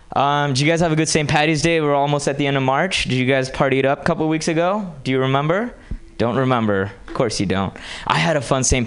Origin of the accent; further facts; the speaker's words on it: Hyderabad, Telangana, India; moved away as an adult; now in United States; I grew up in India and moved to this country from a small town called Hyderabad okay? And I moved here 10 years ago